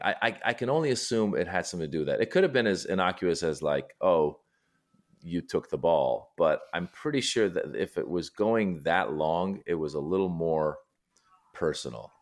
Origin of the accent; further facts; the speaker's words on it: Northern California, United States; also born or lived in Iran; I was born in Iran. and I left when I was six, and then I grew up in Northern California